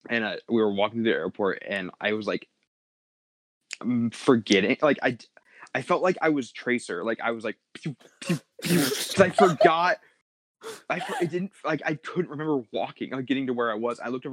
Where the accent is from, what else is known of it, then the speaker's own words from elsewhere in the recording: Missouri, United States; moved away as an adult; now in California, United States; we're from Missouri. We moved to California 2 years ago.